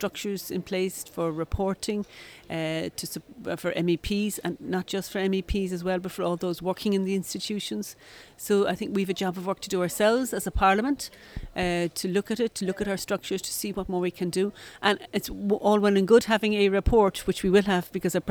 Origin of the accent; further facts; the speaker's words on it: Ireland; As an Irish coming from the Irish representative community